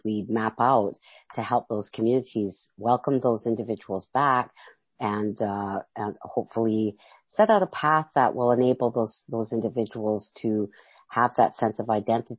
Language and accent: English; Alert Bay, British Columbia, Canada; I come from Alert Bay, BC, from the Kwagyoth and the Mamalila people